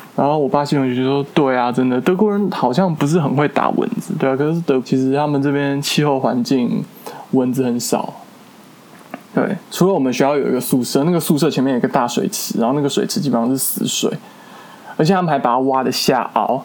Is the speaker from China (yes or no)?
no; Taiwan; now in Germany; 因为我们台湾人一般有在念书